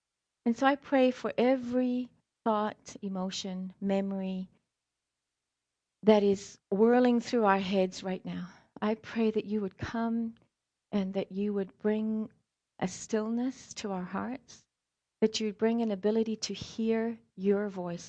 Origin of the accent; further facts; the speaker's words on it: South Africa; also born or lived in Scotland; now in United States; the quick version is I was born in Scotland, raised in South Africa, and I'm more American than I am anything.